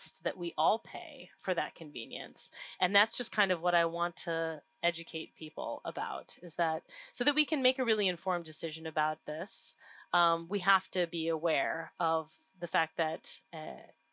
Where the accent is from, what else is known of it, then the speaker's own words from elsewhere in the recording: Duluth, Minnesota, United States; my hometown of Duluth, Minnesota